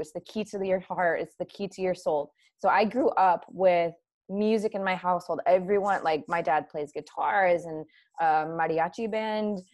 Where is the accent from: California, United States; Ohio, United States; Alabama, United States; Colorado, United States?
Ohio, United States; i grew up in ohio but my dad uh, is from colombia